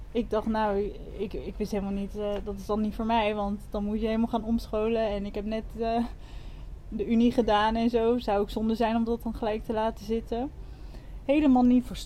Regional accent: Wassenaar, South Holland, Netherlands; moved away as an adult; also born or lived in London; now in Koh Tao, Thailand; Ik kom uit Wassenaar, vlakbij Leiden

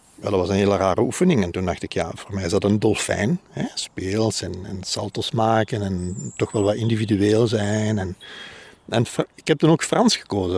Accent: Antwerp, Flanders, Belgium; ik ben van Antwerpen

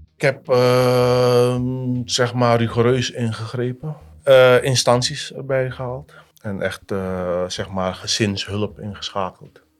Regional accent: Suriname; moved away as an adult; also born or lived in Noord-Holland, Netherlands; now in Netherlands; Ik ben opgegroeid in Suriname, geboren en getogen. En op mijn twintigste ben ik vertrokken naar Nederland

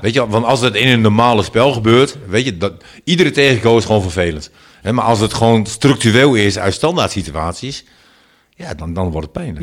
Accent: Netherlands; wij als Nederlanders

